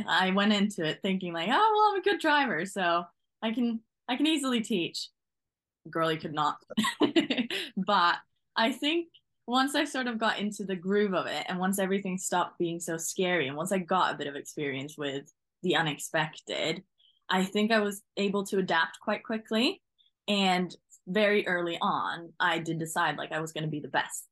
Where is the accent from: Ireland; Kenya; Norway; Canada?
Norway; moved away as an adult; now in England, United Kingdom; So originally, I come from Norway.